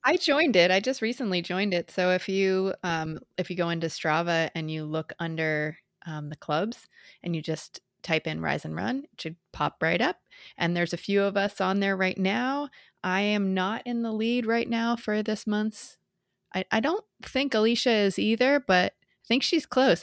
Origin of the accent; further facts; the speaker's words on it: Lowell, Massachusetts, United States; I grew up in Massachusetts